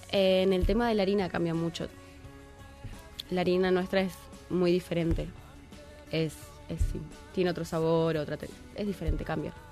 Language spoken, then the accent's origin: Spanish; Argentina; now in Mexico; yo soy argentina